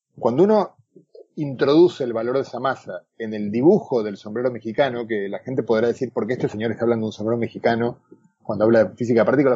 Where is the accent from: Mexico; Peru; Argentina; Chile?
Argentina; also born or lived in Galicia, Spain; now in Spain; buen argentino, como mi acento de lata